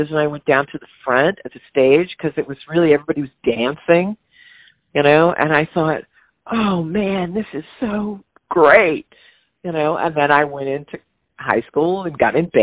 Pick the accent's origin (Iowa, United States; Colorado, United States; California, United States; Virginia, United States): California, United States; San Diego; moved away as an adult; also born or lived in Bowling Green, Kentucky; now in San Francisco, United States; growing up in San Diego.